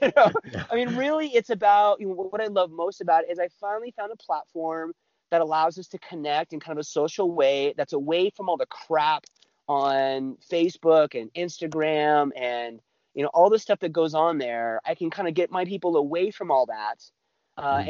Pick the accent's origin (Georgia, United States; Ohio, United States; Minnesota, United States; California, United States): California, United States; moved away as an adult; also born or lived in Utah / the Dakotas / Colorado; I was uh, born in Utah. I lived there till I was three or four. I grew up in California lived there until I was about 19